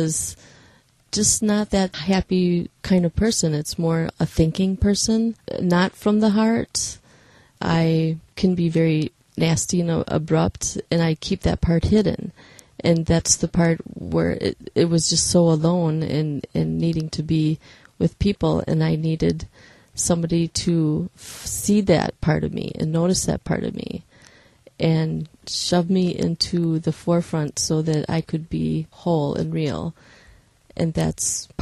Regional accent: Fall Creek, Wisconsin, United States; also born or lived in Green Bay / Milwaukee; All my life I've been in Fall Creek

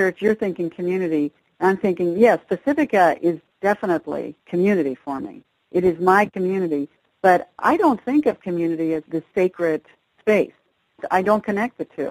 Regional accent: Switzerland; now in United States; I was raised in Europe. My parents were Europeans, and so a good deal of my childhood was based in Switzerland

